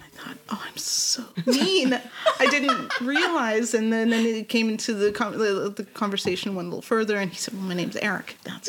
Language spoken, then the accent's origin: English; Germany; born there; I kind of freeze up because I was born in Germany and I've been moving around ever since. I'm Army brat, Canadian military.